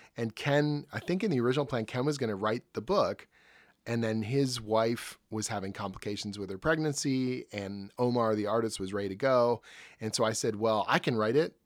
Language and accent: English; Oshawa, Ontario, Canada; I grew up in Oshawa, you know, just outside of Toronto.